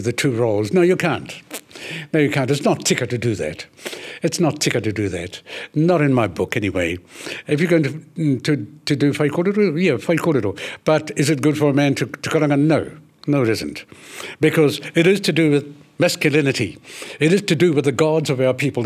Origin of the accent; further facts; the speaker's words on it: Ruatahuna, Bay of Plenty, New Zealand; we're from Ruatahuna